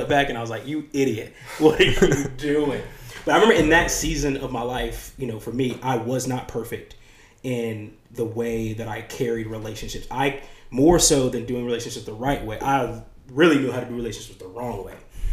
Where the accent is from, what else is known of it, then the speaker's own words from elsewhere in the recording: United States; the apples that I grew up eating in America